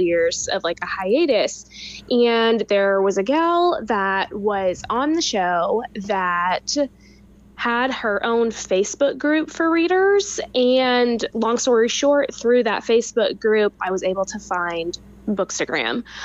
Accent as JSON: {"language": "English", "town": "Louisville", "region": "Kentucky", "country": "United States", "tie": "born or raised there", "also_born_or_lived": "California", "lives_now": "Lexington, United States", "said": "you live in Louisville, which is my hometown"}